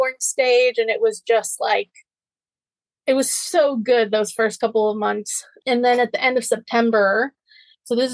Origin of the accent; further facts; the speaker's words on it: North Carolina, United States; moved away as an adult; also born or lived in Tennessee; my hometown in North Carolina